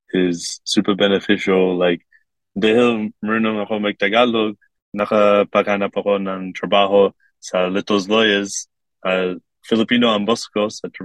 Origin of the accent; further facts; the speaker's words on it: Kuwait; now in Korea; lumaki ako sa Kuwait at meron sila mag-Arabic at meron sila mag-English. At ako, meron lang, lang ako mag-English noon.